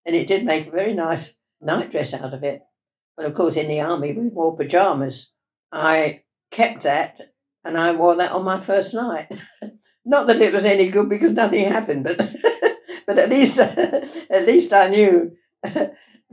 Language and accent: English; Ilford, London, United Kingdom; also born or lived in Plymouth / Glasgow; I was born in Ilford in Essex